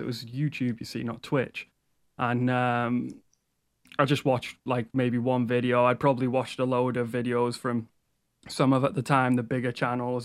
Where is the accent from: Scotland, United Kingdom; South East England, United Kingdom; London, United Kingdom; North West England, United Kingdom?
North West England, United Kingdom; Liverpool; also born or lived in Wales; I'm from Liverpool